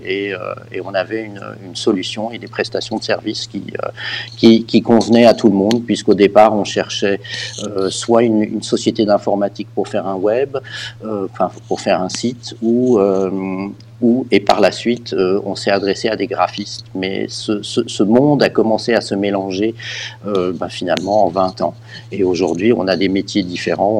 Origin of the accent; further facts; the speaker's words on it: Geneva, Switzerland; also born or lived in Canada / United Kingdom / United States; J'habite Genève depuis très longtemps. Euh, j'ai fait mes études et mon, mes écoles ici